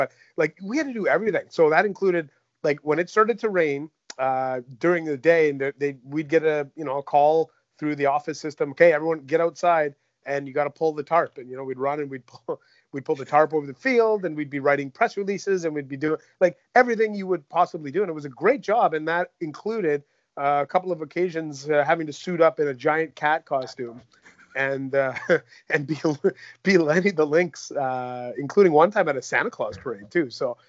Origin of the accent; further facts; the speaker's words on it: Mississauga, Ontario, Canada; born there; also born or lived in Michigan / Toronto / Vancouver; people might not realize I was born in Mississauga at Mississauga General Hospital.